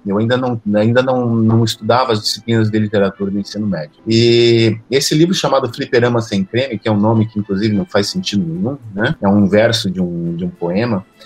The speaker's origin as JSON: {"language": "Portuguese", "town": "Joaçaba", "region": "Santa Catarina", "country": "Brazil", "also_born_or_lived": "Florianópolis", "moved": "as an adult", "said": "Eu sou do interior do estado, eu sou de Joaçaba, em 1996 eu me mudei para Florianópolis para começar o curso de letras"}